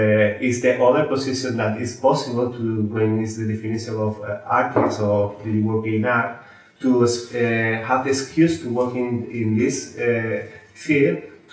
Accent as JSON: {"language": "English", "country": "Spain", "said": "I'm from Spain"}